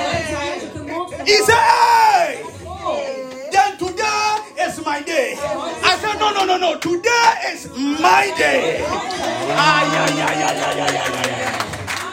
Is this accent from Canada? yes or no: no; Ghana; Oh Ghana